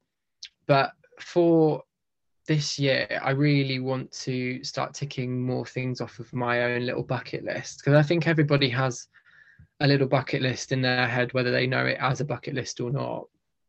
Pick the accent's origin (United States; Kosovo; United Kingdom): United Kingdom; we're very British